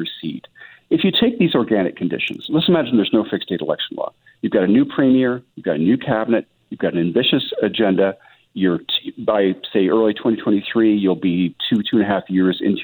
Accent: British Columbia, Canada; as British Columbians

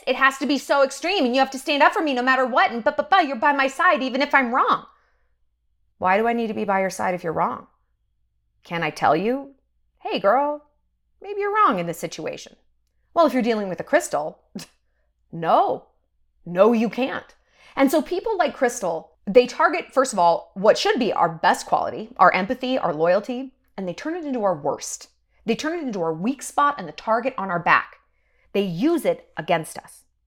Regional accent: New York, United States; moved away; I'm from New York and I get real New York real quick

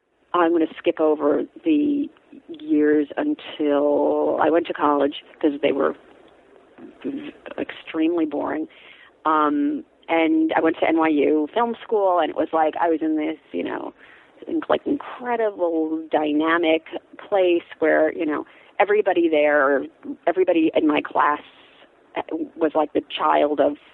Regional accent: New York, United States; I grew up in like an hour north of the city.

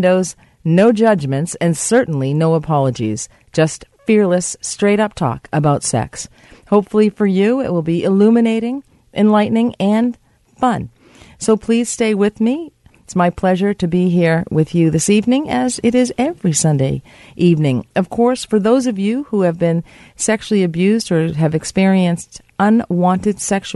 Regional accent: United States; now in Canada; the United States of America, my home country.

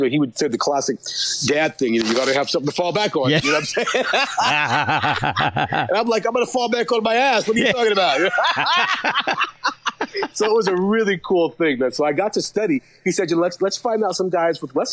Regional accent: Sacramento, California, United States; I grew up in Sacramento, California

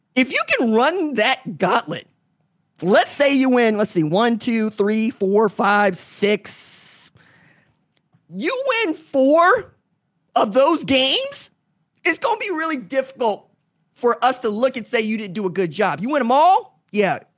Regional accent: Oklahoma, United States; being here in the state of Oklahoma and doing a solo sports talk show from nine to eleven A M in my hometown

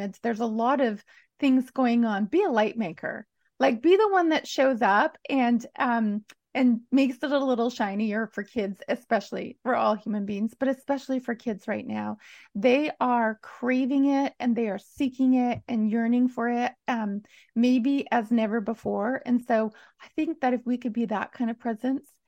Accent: Alberta prairies, Canada; being a kid growing up on the Alberta prairies

